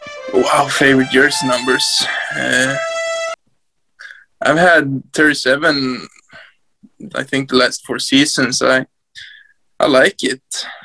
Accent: Hedesunda, Gävleborg County, Sweden; I come from a small town named Hedsunda. It's like 2,000 people here.

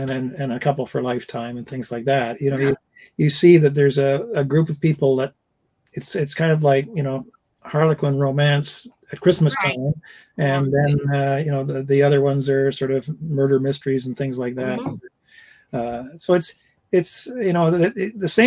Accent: Canada; accent: Canadian; my Canadian accent

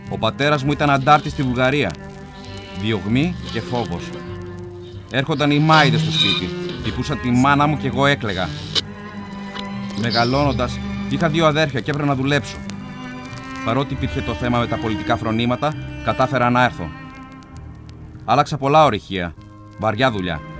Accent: Sofiko, East Macedonia and Thrace, Greece; moved away as an adult; also born or lived in Belgium; Κατάγομαι από το Σοφικό Εύρο.

